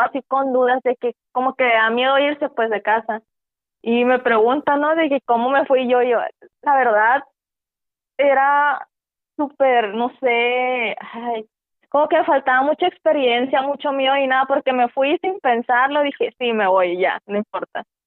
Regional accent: Mexico; éramos como 34 mexicanos

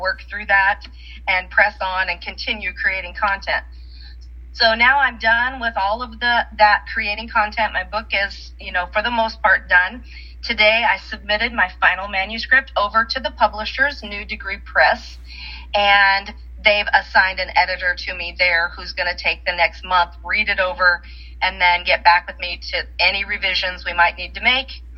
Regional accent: South Dakota, United States; now in Tulsa, United States; when I grew up in South Dakota, we lived on my home place was two miles square

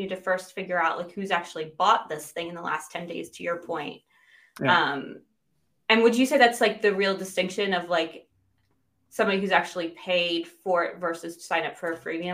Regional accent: United States; moved away as an adult; now in United Kingdom; I'm American but living in the UK

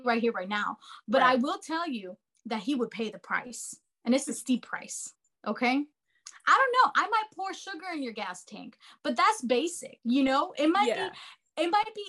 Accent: United States; I grew up in America

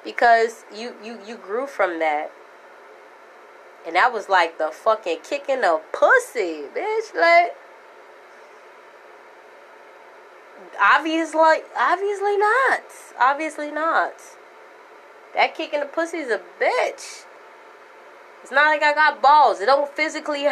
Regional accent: New York City, New York, United States; moved away; also born or lived in Florida; Born and raised in the Bronx

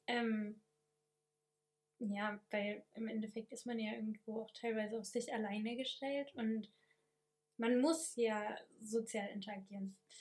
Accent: Germany; moved away as an adult; now in France; als Deutscher, der jetzt nur Grundkurs Französisch hat

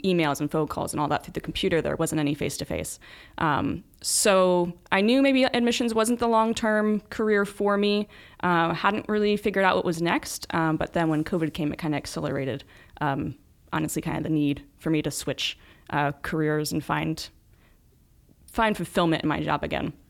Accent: Newark, Ohio, United States; I'm from Newark

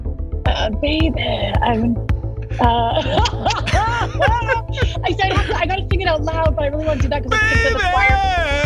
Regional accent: Vancouver, British Columbia, Canada; also born or lived in Ottawa; I was born in Ottawa, but I actually grew up since I was two in Vancouver.

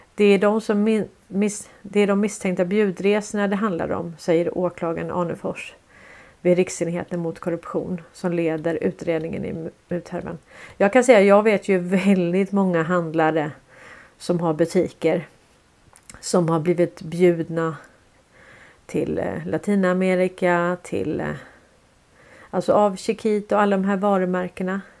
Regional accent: Sweden; jag är från Sverige

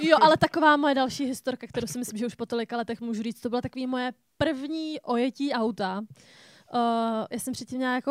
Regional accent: Czechia; jsem typický Čech

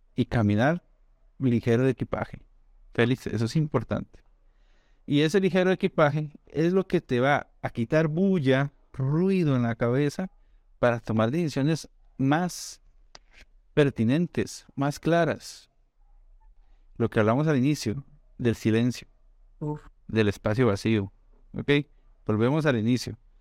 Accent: Costa Rica; moved away as an adult; also born or lived in Brazil / Spain; los dos somos de Costa Rica

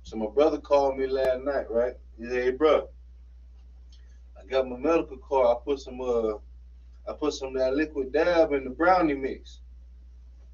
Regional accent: Florida, United States; moved away; we from the same area. We from 239.

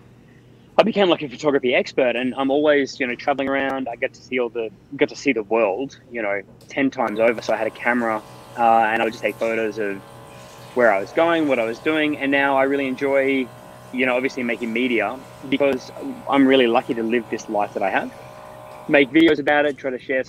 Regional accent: Australia; I'm an Australian citizen

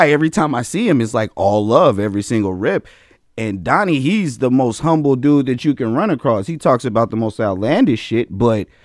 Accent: Las Vegas, Nevada, United States; That's oh yeah. That's I got hard. a real family out here. That's all. You said I'm really from Vegas.

